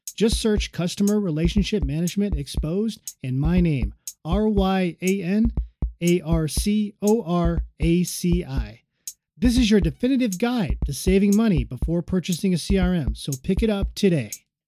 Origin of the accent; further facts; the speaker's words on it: Las Vegas, Nevada, United States; it's in my hometown. I'm in Las Vegas, so it's right in my backyard.